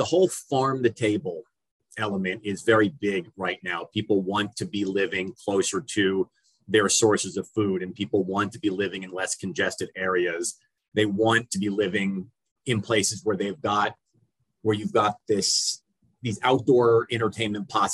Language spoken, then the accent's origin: English; United States; moved away as an adult; also born or lived in Philadelphia, Pennsylvania / New Jersey / Ohio / Indiana; now in Hunterdon County, New Jersey, United States; I grew up in Philadelphia and New Jersey, and really wanted to take my career back home